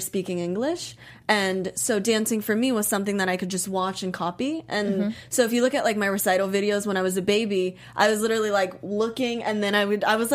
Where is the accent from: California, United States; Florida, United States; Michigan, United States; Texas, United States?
Florida, United States; Miami; born or raised there; moved away as an adult; also born or lived in Japan; now in Los Angeles, United States